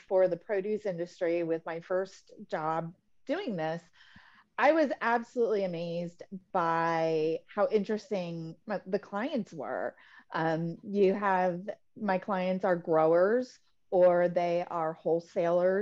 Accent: Tampa, Florida, United States; also born or lived in East Lansing, Michigan; now in Naples, United States; I'm originally from East Lansing, Michigan, the home of the Michigan State University Spartans. Right. And my grandfather was, he grew up on a farm in Michigan. And I grew up in Tampa, Florida. My family moved when I was in grade school

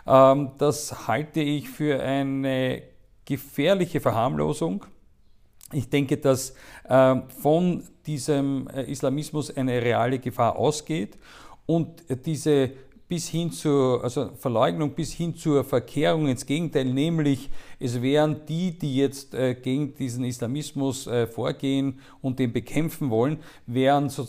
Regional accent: Austria; Und ich glaube, dass wir äh, als Österreicher und vor allem auch der Bundeskanzler Sebastian Kurz selber da eine sehr wichtige Rolle spielen wird

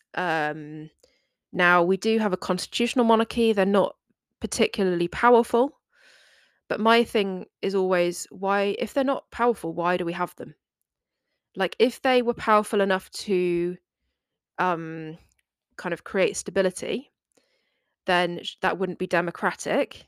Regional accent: England, United Kingdom; England. um, today, which is my home country

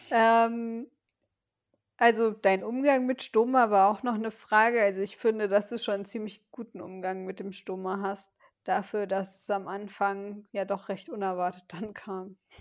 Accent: Westerwald, Rhineland-Palatinate, Germany; in meiner Heimat in, im Westerwald, also in einer kleinen Stadt

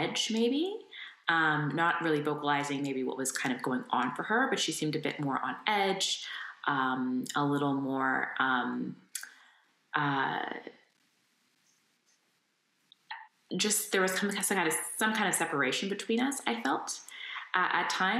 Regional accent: Windsor, Ontario, Canada; born or raised there

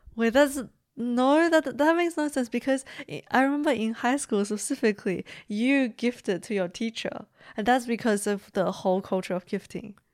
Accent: China; moved away; also born or lived in Beijing; growing up in China

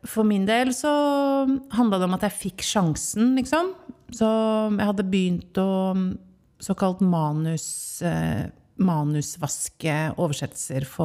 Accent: Oslo, Norway; now in Fredrikstad, Norway; Jeg er opprinnelig fra Oslo. Jeg har bodd i Fredrikstad i sju år.

